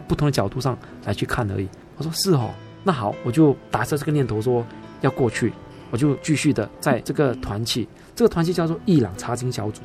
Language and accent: Chinese; Singapore; also born or lived in Sabah, Malaysia; 在我一岁啊，我就从沙巴，啊，移民到新加坡